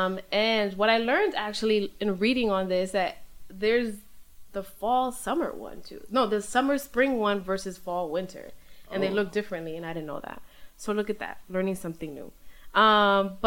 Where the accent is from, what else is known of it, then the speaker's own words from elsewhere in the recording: New York City, New York, United States; I grew up in Midwood